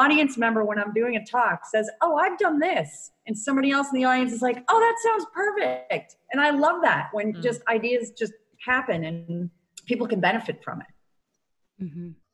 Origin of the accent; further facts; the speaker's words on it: Connecticut, United States; moved away as an adult; also born or lived in Rhode Island; now in Dunedin, United States; I am from Connecticut originally and lived in Connecticut all my life, except for a brief stint in Rhode Island for college for four years